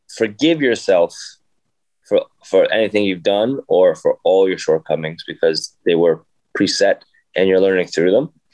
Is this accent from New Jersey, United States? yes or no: yes; Jersey City, New Jersey, United States; I grew up in Jersey City, and it's inner city